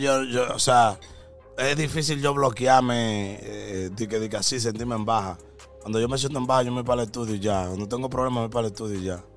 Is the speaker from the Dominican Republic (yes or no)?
yes; Dominican Republic; en mi país